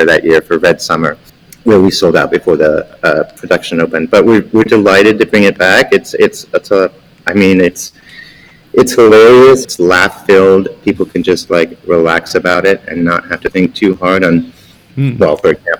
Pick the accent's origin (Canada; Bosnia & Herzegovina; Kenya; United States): United States; Pensacola, Florida; My father was in the military, so I grew up in Pensacola, Florida, mostly. That was our favorite duty station.